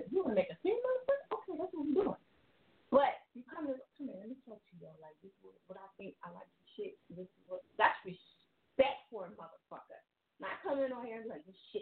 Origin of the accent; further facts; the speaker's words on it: New Jersey, United States; now in Philadelphia, United States; I'm from Jersey, and I live in Philly